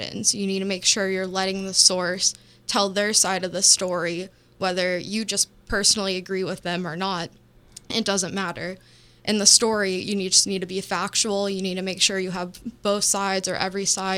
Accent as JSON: {"language": "English", "town": "Sanford", "region": "Florida", "country": "United States", "tie": "born or raised there", "said": "I'm from Sanford, Florida, which is just outside of Orlando, about 30 minutes northeast."}